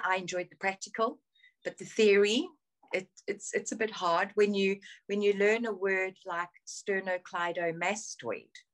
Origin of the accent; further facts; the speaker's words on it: South Africa; moved away as an adult; now in United Kingdom; I grew up in South Africa. I was born in South Africa